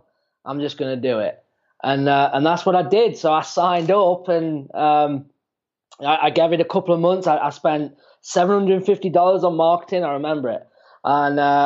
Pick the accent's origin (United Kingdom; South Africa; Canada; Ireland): United Kingdom; England; moved away as an adult; now in Phoenix, United States; I'm from England originally. Yeah. So I moved out to the States. It's coming up to like 6 years.